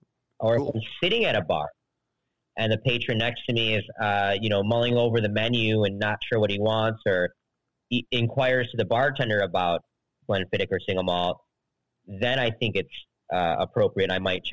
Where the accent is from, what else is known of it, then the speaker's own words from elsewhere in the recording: Midwest, United States; Being a Midwesterner, this truly resonates with me and I love it so much.